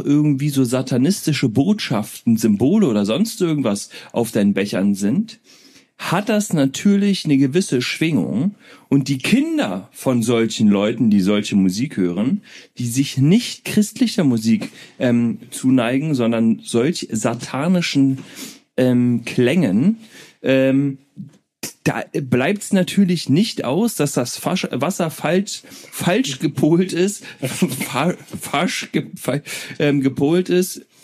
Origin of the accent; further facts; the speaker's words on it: Berlin, Germany; Ich komme aus Berlin. Berliner.